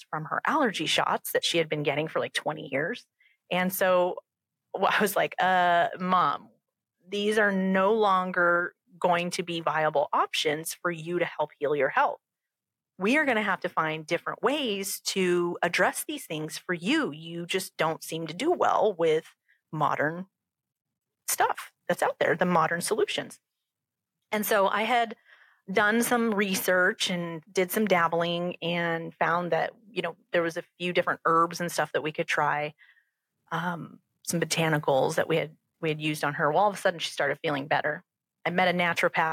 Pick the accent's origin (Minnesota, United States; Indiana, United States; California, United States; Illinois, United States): California, United States; Southern; moved away as an adult; now in St. Louis, United States; I grew up in California and Southern California.